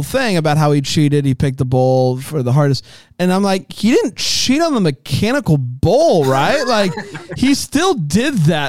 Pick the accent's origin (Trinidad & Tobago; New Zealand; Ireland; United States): United States; Florida; I grew up in Florida.